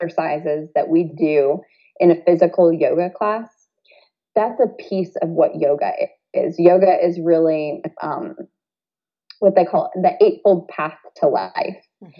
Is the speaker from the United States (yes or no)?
yes; Toledo, Ohio, United States; growing up in Toledo, Ohio in the, you know, the early 80s